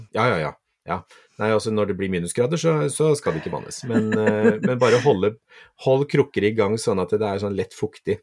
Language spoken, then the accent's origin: Norwegian; Kragerø, Telemark, Norway; moved away; Jeg var hjemme i Kragerø en gang til påske